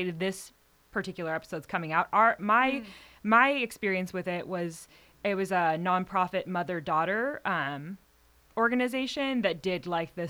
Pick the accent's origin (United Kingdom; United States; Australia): United States; South Orange County, California; also born or lived in Torrance, California / Manhattan Beach, California / Laguna Hills, California / Trabuco Canyon, California; I was born in Torrance, lived in Manhattan Beach for the first 5 years of my life. Then I moved to South Orange County